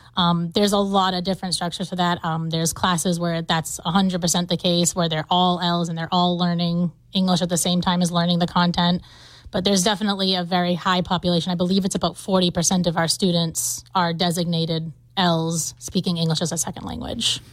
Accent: Taunton, Massachusetts, United States; I'm from Taunton, Massachusetts. That's where I grew up

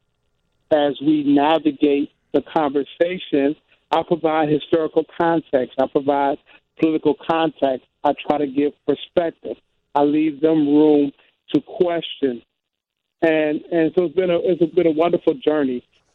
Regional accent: Detroit, Michigan, United States; I grew up in Detroit, 10 minutes from Windsor, Canada

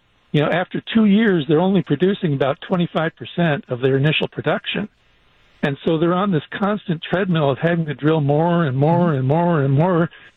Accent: California, United States; now in West Bend, United States; Well, okay, I grew up in California

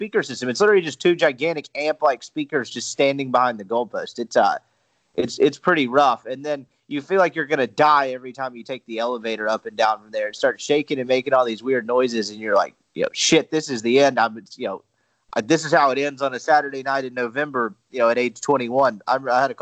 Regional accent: Jackson, Mississippi, United States; now in Oxford, United States; growing up in Jackson

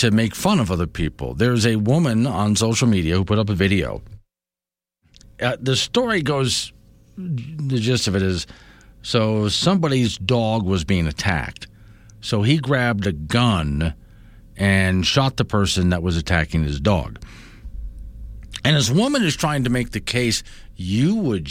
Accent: Sanibel/Captiva, Florida, United States; now in Wyoming, United States; we grew up on San Miguel Captiva

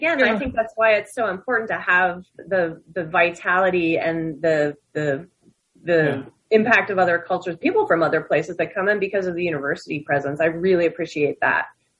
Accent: New Jersey, United States; but I came from Jersey. A part of the Jersey.

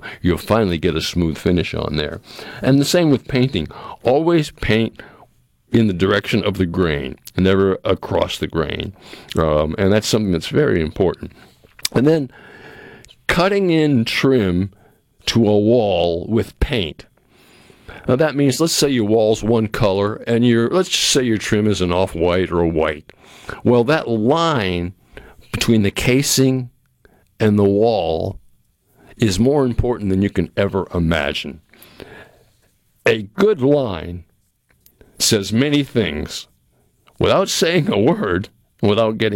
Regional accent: New England, United States; now in Mississippi, United States; growing up in New England like I did

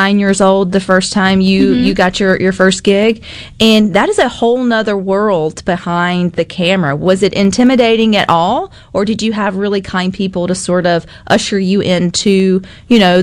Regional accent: the South, Southern United States, United States; accent: Southern

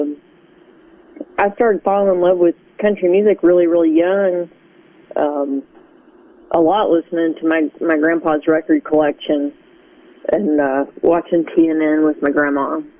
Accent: Conway, United States; my dad's family lived in Conway for several generations already. And I really loved it because it was, it's really changed since I moved away

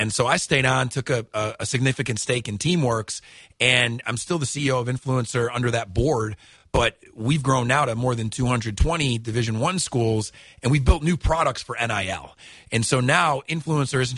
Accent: Syracuse, New York, United States; accent: New York; moved away as an adult; now in Alabama, United States; you can tell I might have a little bit of a New York accent still, but I'm originally from Syracuse, New York. I came down here to Montevallo to play college baseball 20 years ago. I'm 40, so I've lived half my life in New York, half my life in Alabama

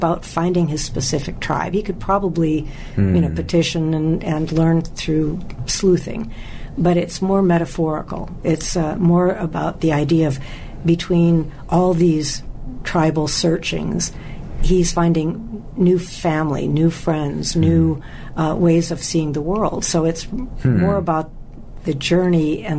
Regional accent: Wisconsin, United States; I was born in Wisconsin, and my father used to fish and hunt

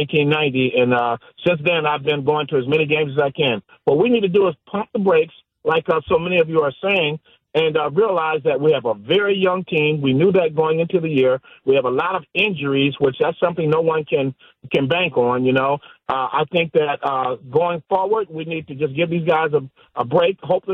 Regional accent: Harrisburg, Pennsylvania, United States; moved away as an adult; now in Wisconsin, United States; I've been a Packer fan since 1964, growing up in Harrisburg, Pennsylvania.

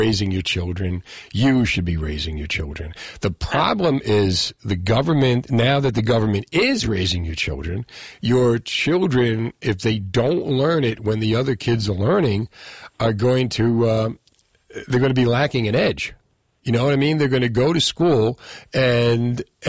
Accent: Union City, New Jersey, United States; I grew up in Union City, and I watched the Italian neighborhood that I grew up in become a Hispanic neighborhood

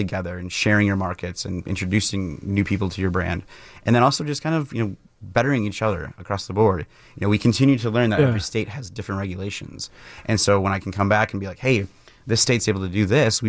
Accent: Mukwonago, Wisconsin, United States; So I grew up in Maguanago, Wisconsin, just outside of Milwaukee, and my dad was working at Miller

